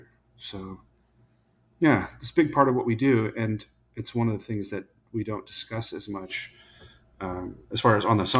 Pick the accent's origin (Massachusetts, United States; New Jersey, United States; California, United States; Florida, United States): California, United States; Paso Robles; moved away as an adult; also born or lived in Oregon; now in Texas, United States; I'm from Paso Robles in California